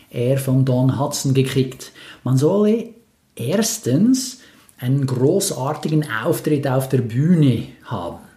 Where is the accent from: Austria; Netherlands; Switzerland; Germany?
Switzerland; ja, als Schweizer muss ich ja sagen, ja